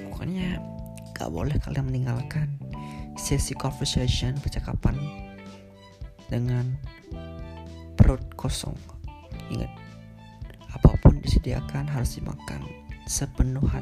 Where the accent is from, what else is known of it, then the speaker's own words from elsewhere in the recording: Bali, Indonesia; sebagai orang Bali itu sangat-sangat welcome kepada stranger atau orang-orang asing yang ingin liburan ke Bali